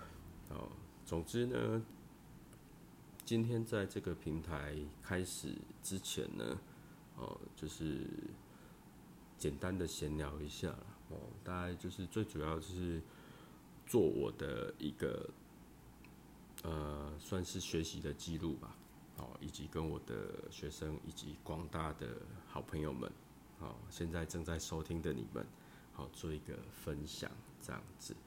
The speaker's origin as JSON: {"language": "Chinese", "region": "southern Taiwan", "country": "Taiwan", "said": "有些部分我会用国台语双声带，哦，因为我是南部人呐，哦，南部人呐，拢讲台语较济啦。"}